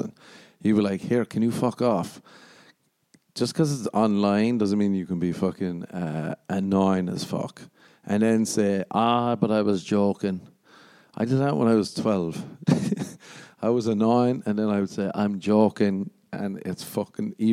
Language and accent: English; Ireland; moved away; growing up in Ireland